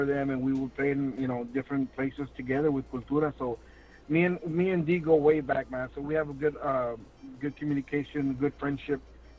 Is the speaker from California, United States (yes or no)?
no; Laredo, Texas, United States; I'll be here in my hometown as well. In Laredo